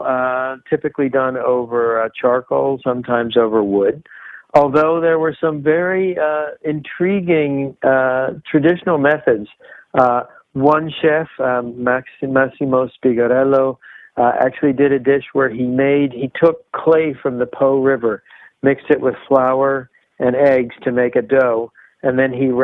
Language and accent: English; United States; as an American griller